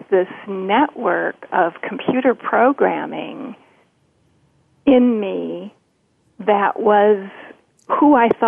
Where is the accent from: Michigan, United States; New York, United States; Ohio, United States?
Michigan, United States; Detroit; Uh, I came from Detroit, so my clients were usually in the auto industry